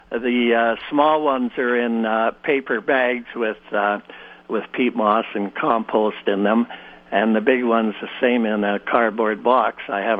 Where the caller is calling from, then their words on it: Winnipeg, Manitoba, Canada; I'm calling from Winnipeg